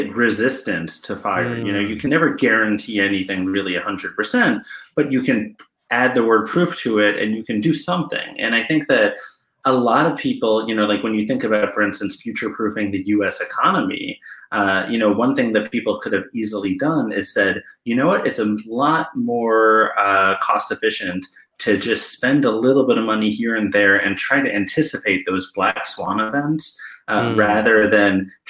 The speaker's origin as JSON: {"language": "English", "region": "New York", "country": "United States", "moved": "as an adult", "lives_now": "Cleveland, United States", "said": "I'm from New York mostly"}